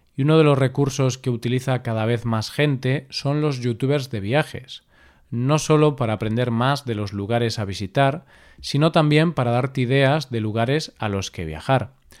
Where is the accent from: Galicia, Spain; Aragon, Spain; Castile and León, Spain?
Galicia, Spain; Vigo; Vigo, mi ciudad natal